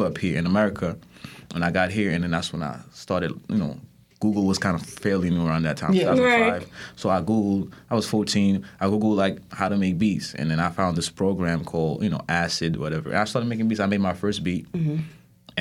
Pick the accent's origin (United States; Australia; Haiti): Haiti; Port-au-Prince, Ouest; moved away; I'm from Haiti. So, I'm from Haiti. I'm Haitian. I was born in Port-au-Prince.